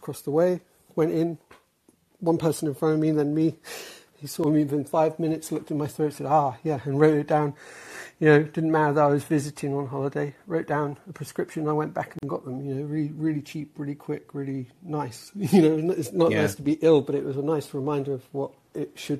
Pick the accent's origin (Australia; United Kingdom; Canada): United Kingdom; England; moved away as an adult; now in United States; I'm from England, but I'm in the US, like married to an American. So I've been here a while.